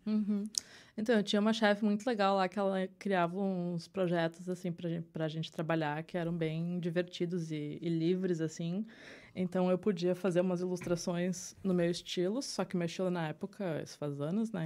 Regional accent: Porto Alegre, Rio Grande do Sul, Brazil; moved away as an adult; also born or lived in Sapucaia do Sul; now in New York, United States; eu sou de, de Porto Alegre. Uhum. Eu morei em Porto Alegre, morei em Sapucaia do Sul

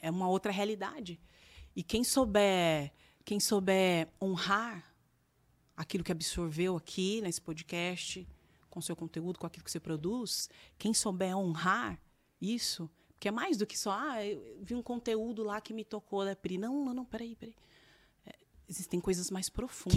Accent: Campinas, São Paulo, Brazil; moved away as an adult; also born or lived in Cascavel, Paraná; E nós quatro crescemos lá em Campinas, num, numa periferia

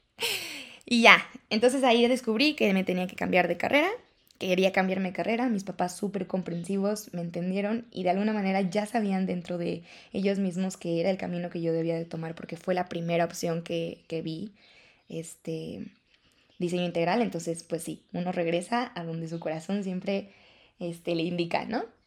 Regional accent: León, Guanajuato, Mexico; yo soy de León

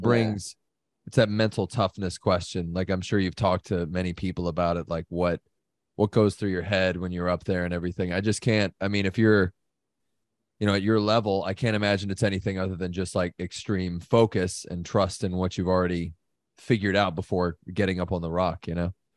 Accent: United States; as an American

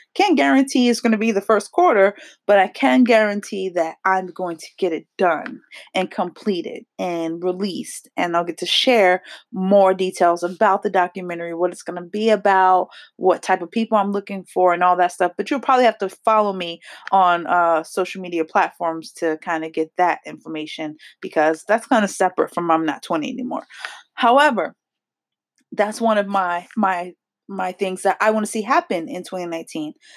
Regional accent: New Jersey, United States; accent: New Jersey; I am from New Jersey, so I do have a little bit of a accent

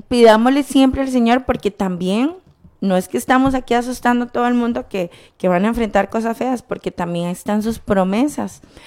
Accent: Costa Rica; la nación en la que nacimos

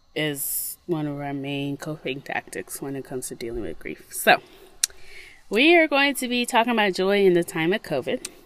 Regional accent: Mississippi, United States; moved away; when I grew up in Mississippi, nature was kind of like a foe

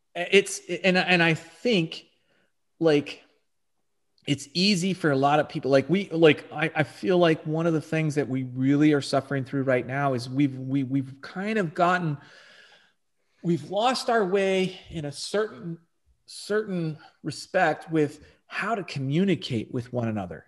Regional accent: Texas, United States; moved away as an adult; also born or lived in Virginia / California / Arizona; I was born and raised here in Texas.

